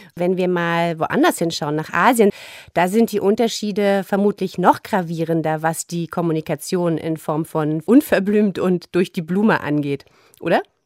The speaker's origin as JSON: {"language": "German", "region": "East Germany", "country": "Germany", "said": "als Ostdeutsche"}